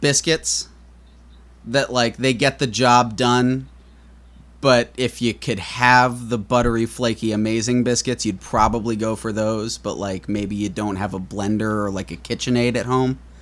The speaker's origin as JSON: {"language": "English", "town": "New York City", "region": "New York", "country": "United States", "tie": "born or raised there", "said": "I grew up in New York City, uh, born and raised"}